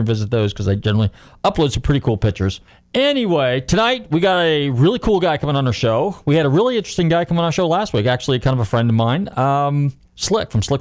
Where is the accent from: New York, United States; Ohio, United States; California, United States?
California, United States; San Francisco / Marin County; I grew up in San Francisco, or Marin County, north of the Bay Area